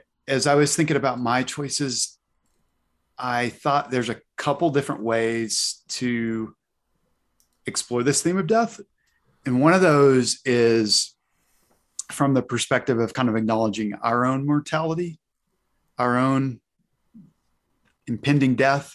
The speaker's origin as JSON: {"language": "English", "region": "Arkansas", "country": "United States", "moved": "yes", "said": "Fayetteville, Arkansas, my home state."}